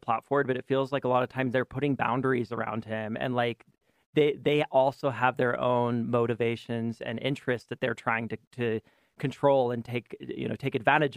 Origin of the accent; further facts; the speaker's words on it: United States; We as an American society